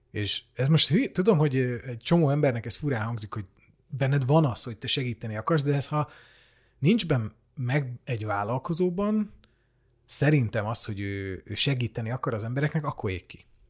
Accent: Hungary

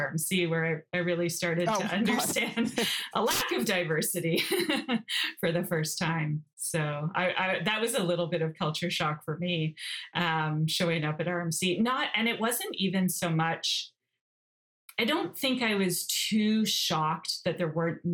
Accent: Toronto, Ontario, Canada; also born or lived in Belfast, Northern Ireland / Johannesburg, South Africa; I grew up in Scarborough in a suburb of Toronto

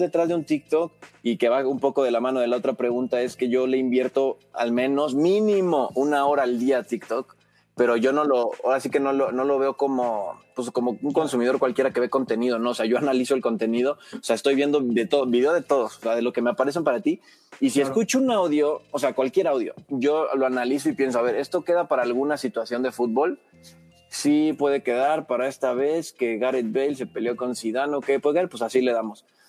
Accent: Mexico; aquí en México

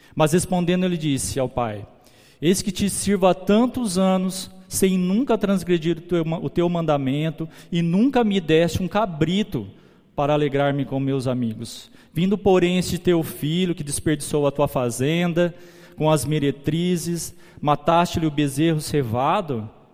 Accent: Guararapes, São Paulo, Brazil; A gente volta para São Paulo, de São Paulo para Guararapes. E quando a gente volta, os meus avós maternos já eram cristãos. Ele começa, eles levam a gente para, para a igreja. Eu, minha irmã, depois vem minha mãe, meus tios, todo mundo. A gente cresce ali

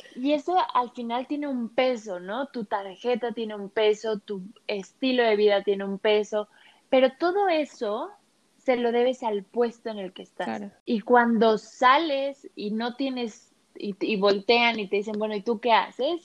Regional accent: Mexico City, Mexico; moved away as an adult; now in Guadalajara, Mexico; yo nací en la Ciudad de México, viví toda mi vida en la Ciudad de México y desde hace tres años por cuestiones de amor me vine a vivir a Guadalajara

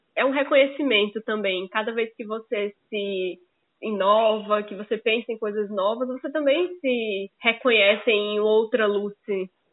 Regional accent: Paraíba, Brazil

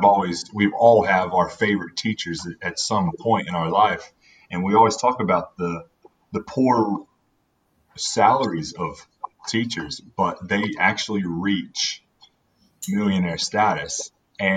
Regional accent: North Carolina, United States; moved away as an adult; now in Melbourne, Australia; I'm from North Carolina

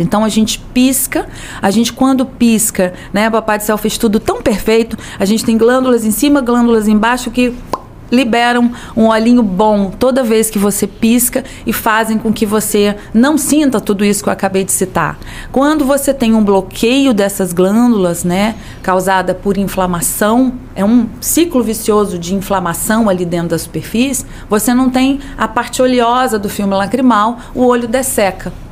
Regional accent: Campos dos Goytacazes, Rio de Janeiro, Brazil; moved away as an adult; now in Rio de Janeiro, Brazil; eu sou de Campos, mas vim para o Rio

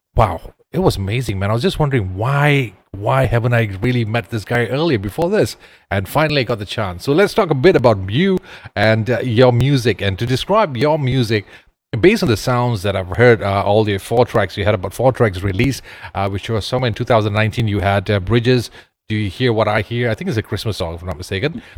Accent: Ipoh, Perak, Malaysia; my hometown, Ipoh

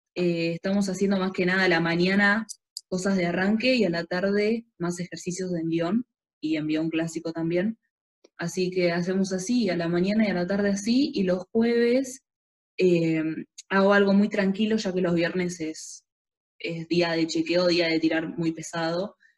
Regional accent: San Jorge, Santa Fe, Argentina; yo soy de San Jorge

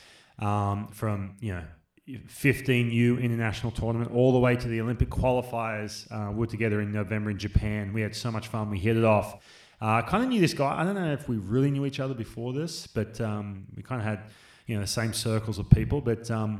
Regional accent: Australia; I grew up in Australia

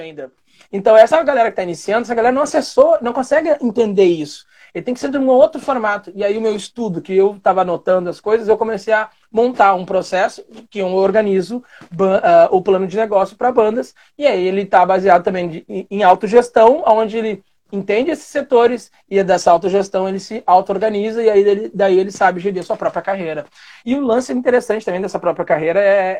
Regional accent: Guaíba, Rio Grande do Sul, Brazil; na cidade de Guaíba eu tinha uma banda

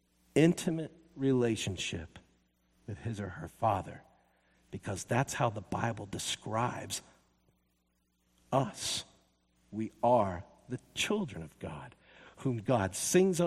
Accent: the South, United States; now in Seattle, United States; I am from the South

